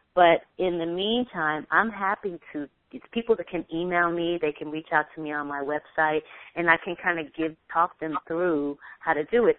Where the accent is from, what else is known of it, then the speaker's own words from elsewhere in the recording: New York City, New York, United States; I'm just a black girl from the Bronx